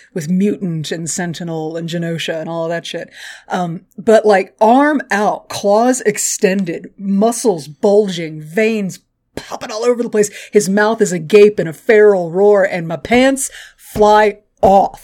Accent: Texas, United States; I'm from Texas

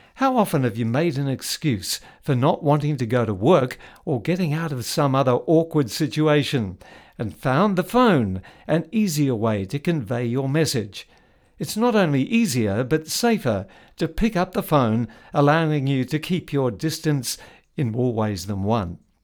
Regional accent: New Zealand; When I was growing up in New Zealand in the nineteen fifties

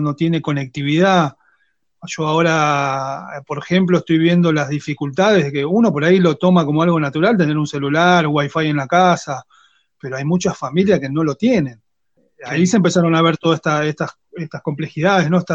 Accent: Quilmes, Buenos Aires Province, Argentina; Yo soy de Quilmes.

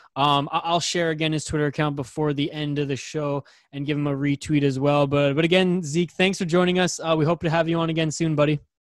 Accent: Canada; I'm the Canadian on this podcast

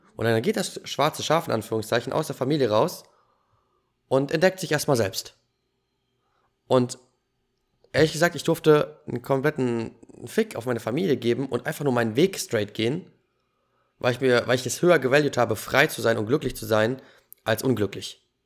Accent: Germany; Ich bin in Deutschland geboren.

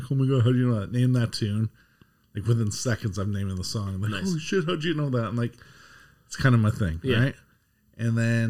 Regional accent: Canada; we're Canadian.

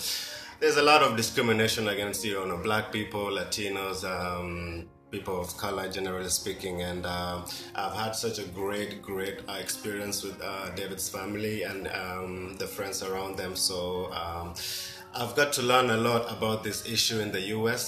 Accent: Kenya; also born or lived in Nairobi; I'm from Kenya.

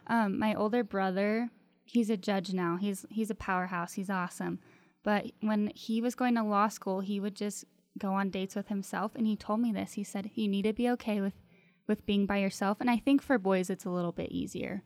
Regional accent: Elko, Nevada, United States; moved away; From a little redneck town in Nevada called Elko

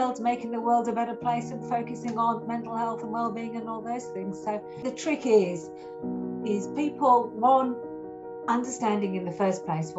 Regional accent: Yorkshire and the Humber, United Kingdom; moved away as an adult; now in Sydney, Australia; I'm actually English. And I'm north of England. I'm a Yorkshire lass, you know, so I'm from the country. You know, I'm brought up in little villages.

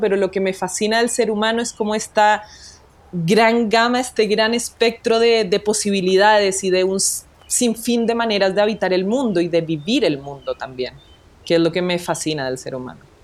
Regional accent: Colombia; now in Chile; yo nací en Colombia, soy nacida y criada en Colombia

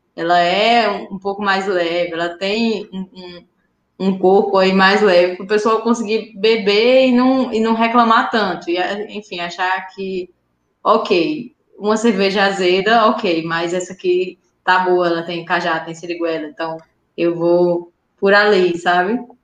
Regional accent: Sousa, Paraíba, Brazil; moved away as an adult; now in Campina Grande, Brazil; a gente é de Souza, que é uma cidade mais no interior

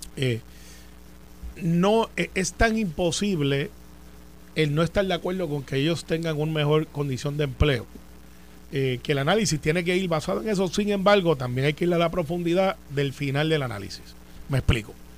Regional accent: Puerto Rico; yo soy de Santa Rosa 2, al lado de las partes de la vuelta

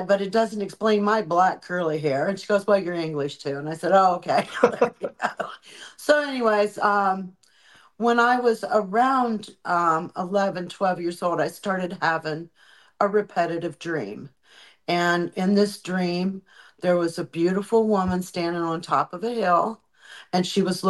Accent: Cambridge, Ohio, United States; I was raised in Ohio.

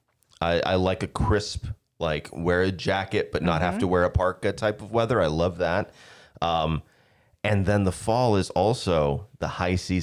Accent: Arizona, United States; also born or lived in Philadelphia; now in Hudson Valley, United States; I grew up in Arizona.

